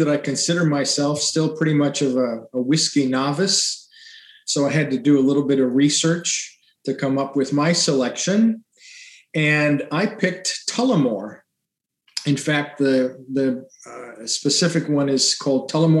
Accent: Illinois, United States; I was born and raised in Illini

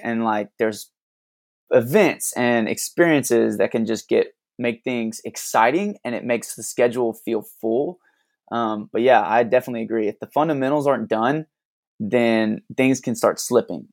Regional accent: Alabama, United States; moved away as an adult; now in Tulsa, United States; we didn't grow up in Tulsa. We're originally from, I'm originally from Alabama.

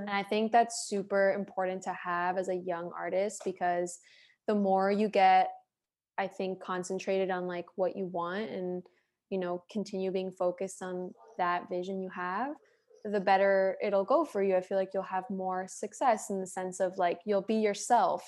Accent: Miami, Florida, United States; moved away as an adult; now in Los Angeles, United States; Miami, I'm like, that's my hometown

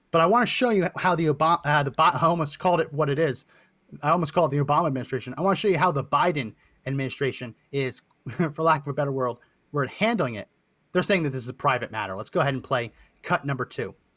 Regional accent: Linden, New Jersey, United States; I grew up in New Jersey, Linden, that area of New Jersey

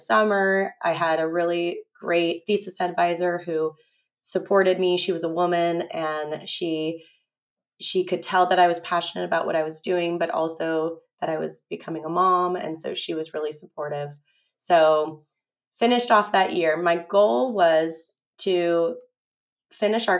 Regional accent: San Diego, California, United States; I grew up in La Jolla, and all my grandparents grew up in La Jolla

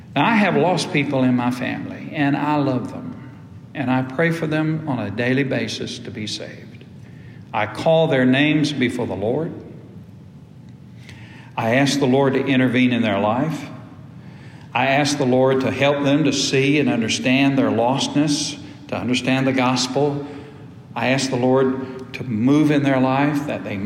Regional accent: United States; also born or lived in Ashburn, Georgia; when I was growing up in Antioch Baptist Church, little old whippersnapper in the Paytonville community

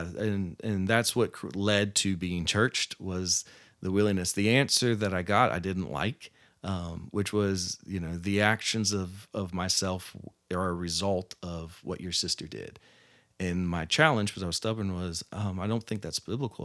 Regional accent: Virginia, United States; moved away; also born or lived in Roanoke, Virginia; growing up in Virginia

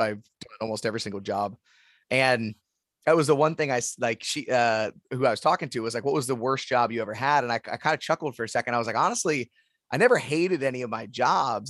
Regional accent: Youngstown, Ohio, United States; also born or lived in Columbus, Ohio; I was born and raised in Youngstown

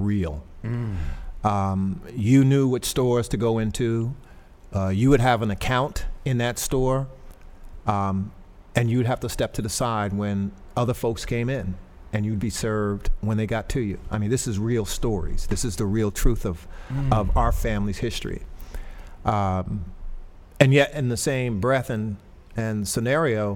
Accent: Paterson, New Jersey, United States; I grew up in Patterson, born and bred here

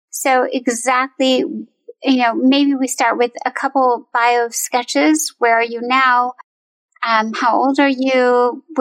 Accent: Northern Virginia, United States; Yes, I grew up in Northern Virginia. Um, I attended UVA from 2016 to 2020, and I have lived here pretty much all my life.

